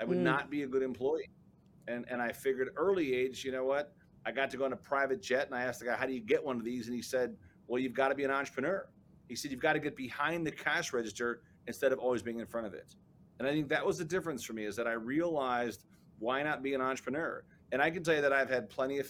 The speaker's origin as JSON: {"language": "English", "town": "Chicago", "region": "Illinois", "country": "United States", "tie": "born or raised there", "said": "I was born and raised in the South Side of Chicago"}